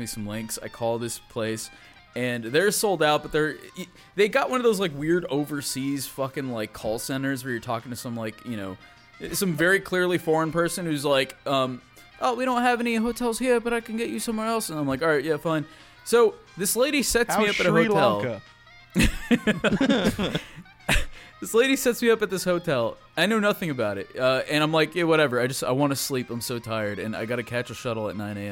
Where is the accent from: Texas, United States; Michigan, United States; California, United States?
California, United States; I'm from California.